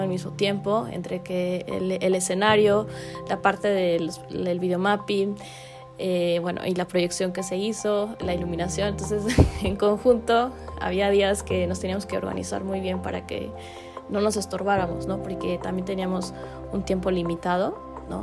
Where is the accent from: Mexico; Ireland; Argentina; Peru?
Mexico; como mexicanos